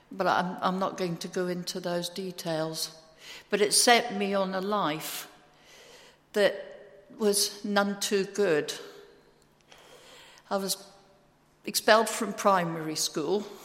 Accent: Scotland, United Kingdom; I'm actually Scottish, although you won't realise that from my accent, but I'm actually a true born Scot.

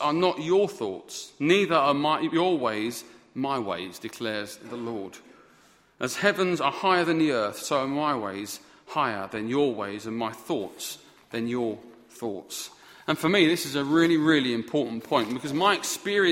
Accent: United Kingdom; We're always fine as British people

